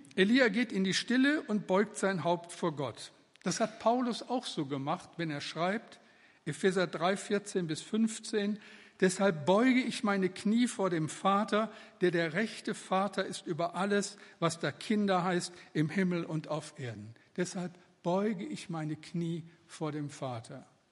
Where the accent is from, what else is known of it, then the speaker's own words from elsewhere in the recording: Moers, North Rhine-Westphalia, Germany; bin ich in Mörs am Niederrhein geboren